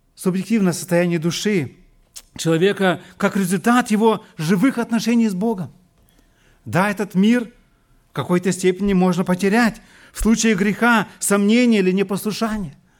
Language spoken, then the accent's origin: Russian; Siberia, Russia; moved away as an adult; now in Germany; Я вырос лично в Сибири